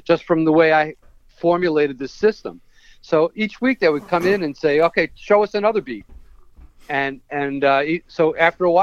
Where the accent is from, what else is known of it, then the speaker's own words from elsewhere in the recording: New York, United States; I'm from New York